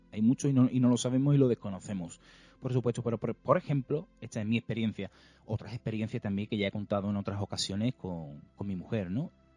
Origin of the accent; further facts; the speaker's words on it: province of Cádiz, Andalusia, Spain; nosotros que somos gaditanos, somos de, aquí de la provincia de Cádiz